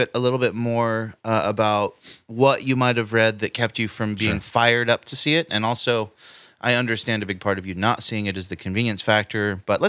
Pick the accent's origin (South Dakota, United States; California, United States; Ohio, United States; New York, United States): California, United States; Paradise; I mean, I considered Paradise my hometown.